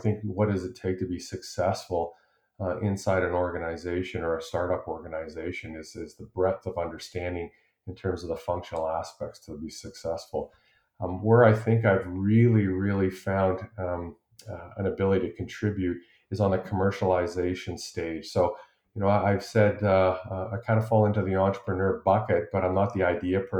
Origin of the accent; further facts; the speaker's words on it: Eastern Canada, Canada; also born or lived in Sherwood Park, Alberta / Edmonton, Alberta; now in Calgary, Canada; I grew up in Eastern Canada and moved out west to Sherwood Park, just outside Edmonton. With a family, my dad took a transfer west